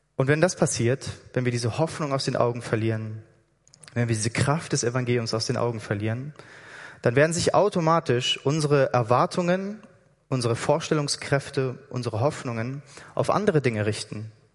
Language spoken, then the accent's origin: German; Hamburg, Germany; moved away as an adult; also born or lived in Berlin; now in Switzerland; Ich komme aus Hamburg eigentlich